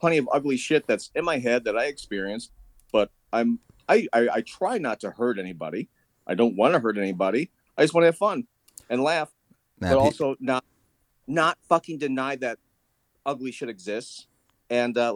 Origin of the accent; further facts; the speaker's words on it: Midwest, United States; also born or lived in New York / Los Angeles; now in Iowa, United States; Growing up in the Midwest, and also not being a typical, like, white-looking, you know, white-presenting person